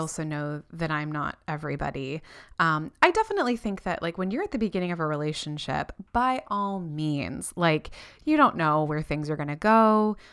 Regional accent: Florida, United States; moved away as an adult; now in New Zealand; Renee and I didn't do that growing up in Florida

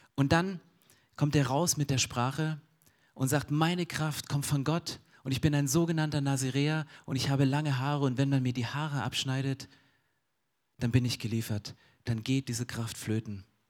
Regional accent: Germany; ich bin Deutscher

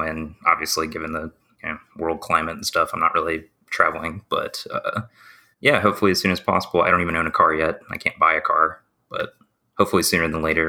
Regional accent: Georgia, United States; also born or lived in Seattle, Washington; I moved back from Seattle, Washington, back to Georgia.

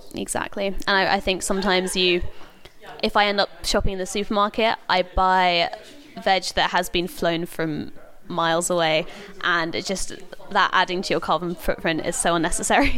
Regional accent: London, United Kingdom; moved away as an adult; now in Oxford, United Kingdom; I grew up in London

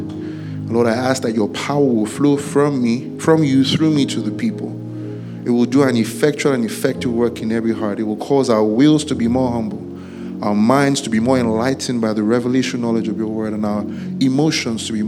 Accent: Ibadan, Oyo, Nigeria; I grew up in Ibadan

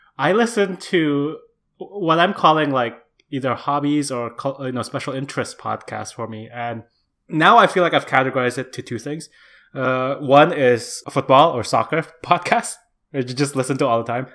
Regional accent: Indonesia; born or raised there; moved away as an adult

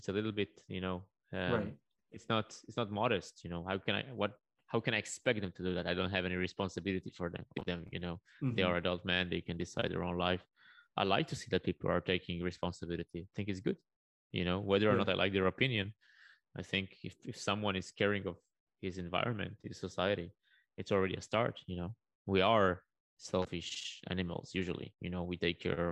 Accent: Israel; I come from Israel. Life is not always easy over here

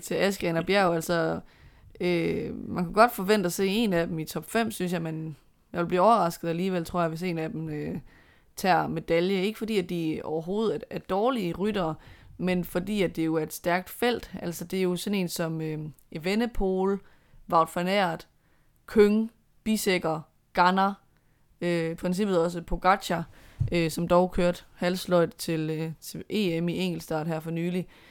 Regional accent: Denmark

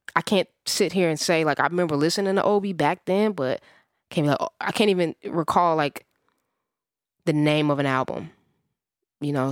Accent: Midwest, United States; I'm a Midwesterner

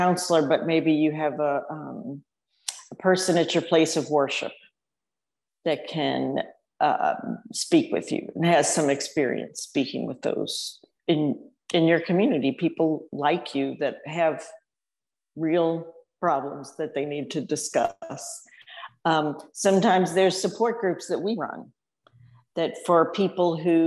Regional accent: New Orleans, Louisiana, United States; moved away as an adult; also born or lived in Austin, Texas; I grew up in New Orleans and I went to Texas for too long and moved back

